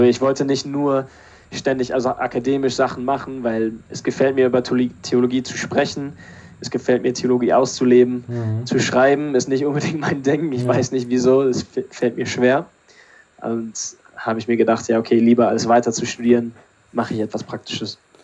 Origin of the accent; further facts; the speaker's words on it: Berlin, Germany; moved away as an adult; also born or lived in Pinneberg, Schleswig-Holstein / Switzerland / Canada; now in England; dann waren es, glaube ich, acht Jahre in Berlin. Und ja, wenn ich eine Heimat habe, dann sage ich immer, dass Berlin die Heimat ist.